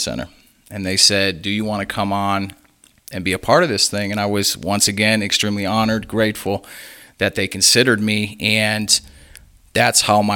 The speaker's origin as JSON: {"language": "English", "town": "Menomonee Falls", "region": "Wisconsin", "country": "United States", "tie": "born or raised there", "said": "So originally I'm from Menomonee Falls, Wisconsin. It's about 20 miles north of Milwaukee."}